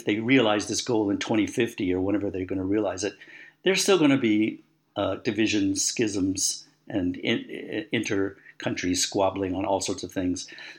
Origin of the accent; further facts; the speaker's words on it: United States; We come from the United States, which is a country that we have local regional accents